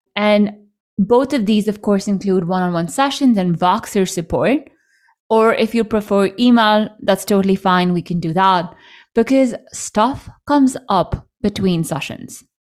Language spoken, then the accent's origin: English; India; moved away as an adult; also born or lived in United States; I grew up in India. I moved to the U S in college.